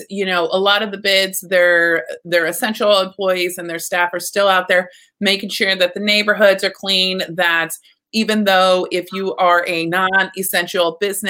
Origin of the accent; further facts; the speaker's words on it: Texas, United States; moved away; growing up in Texas